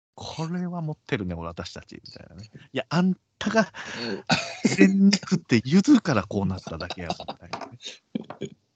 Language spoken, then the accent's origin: Japanese; Kagoshima, Japan; 鹿児島です